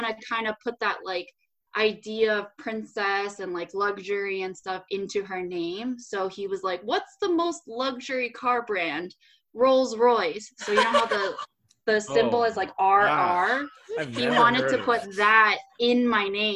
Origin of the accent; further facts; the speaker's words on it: Rochester, New York, United States; I was born in New York City, and then I moved to Rochester when I was like 5-ish.